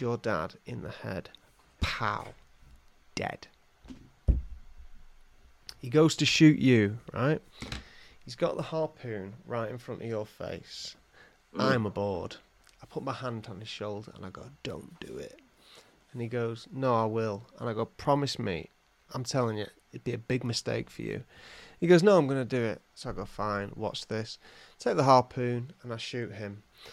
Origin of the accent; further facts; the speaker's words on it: England, United Kingdom; I'm from England